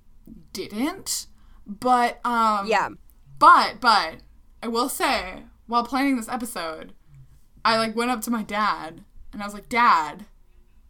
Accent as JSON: {"language": "English", "region": "Midwest", "country": "United States", "tie": "born or raised there", "said": "growing up in the Midwest in the U.S."}